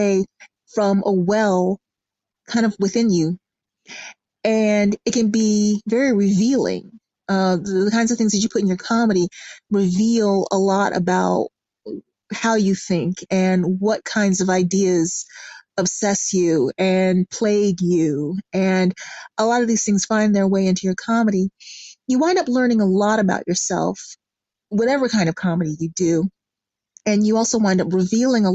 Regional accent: Atlanta, Georgia, United States; I am from Atlanta, Georgia.

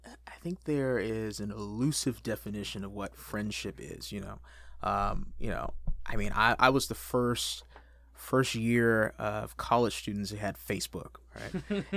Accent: California, United States; Yeah, so I grew up in Southern California, sunny Southern California. Been here the majority of my life.

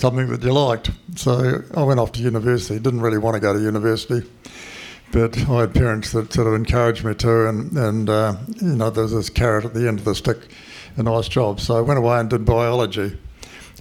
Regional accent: Christchurch, Canterbury, New Zealand; moved away as an adult; now in Karamea, New Zealand; I was born in Christchurch, so I was born a city kid

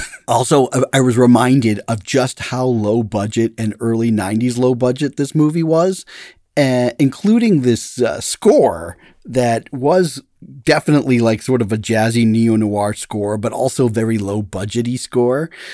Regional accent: Massachusetts, United States; moved away; I'm from Massachusetts

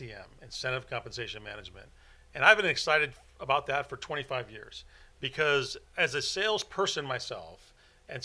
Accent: Silicon Valley, California, United States; growing up in the Silicon Valley where some of the greatest companies in the world, you know, were born. And certainly as a young person growing up and seeing all the companies that were there

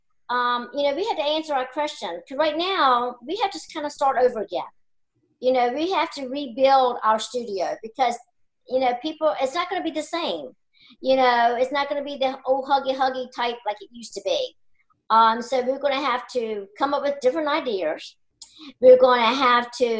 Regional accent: York County, Virginia, United States; I was born and raised here in York County

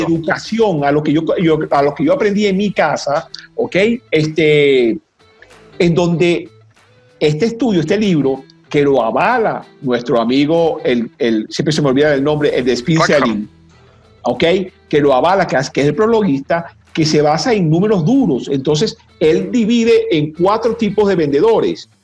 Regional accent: Venezuela; los venezolanos, vamos a, poner, gentilicios, no somos, yo estoy convencido que no somos latinoamericanos, somos caribeños.

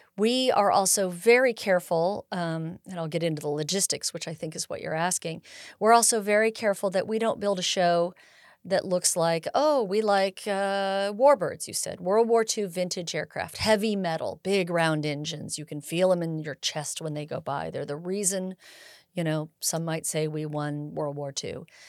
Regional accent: Bay Area, California, United States; moved away as an adult; also born or lived in Sierra foothills, California; I was born in the Bay Area, and, uh, and migrated up to this area after my parents retired

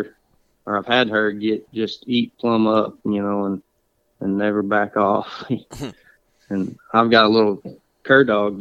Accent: Okfuskee County, Oklahoma, United States; I'm from Okefuskee County, and I've lived here pretty much my whole life

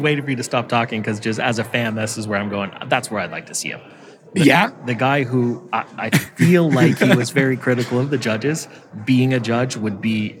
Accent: Canada; I'm Canadian.

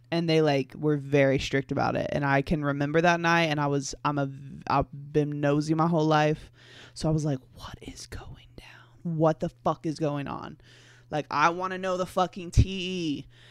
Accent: the Bible Belt, United States; I grew up in the Bible Belt. I'm still in the Bible Belt.

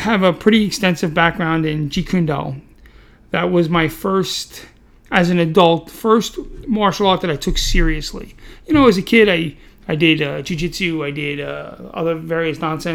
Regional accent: New York City, New York, United States; also born or lived in Staten Island, New York; a fat kid from Brooklyn who loves martial arts

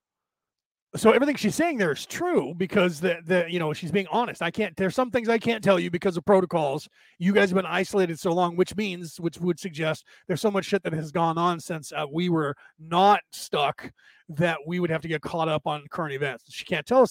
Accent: United States; I was born in this country, so I say we as an American

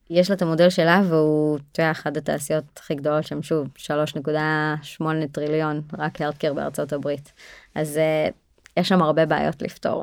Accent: Israel; אנחנו ישראלים אנחנו מאוד תכלס דוגרי

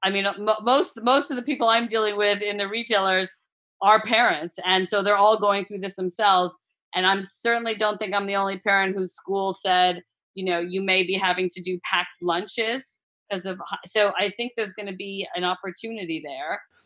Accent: United States; accent: American; also born or lived in Australia / United Kingdom; now in Italy; you hear my American accent

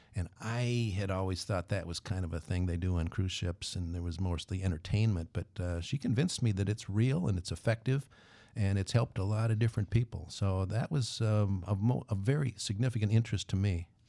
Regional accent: Twin Cities, Minnesota, United States; I grew up in the Twin Cities. It was a uh, suburb uh, just north of, right between Minneapolis and St. Paul

